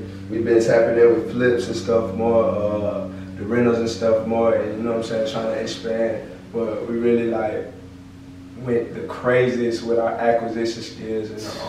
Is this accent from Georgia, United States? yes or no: yes; Ellenwood, Georgia, United States; I grew up in Ellenwood.